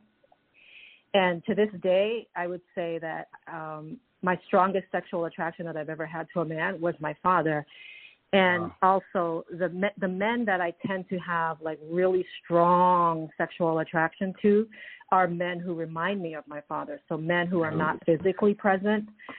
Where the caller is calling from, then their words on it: Toronto, Ontario, Canada; I'm calling from Toronto, Canada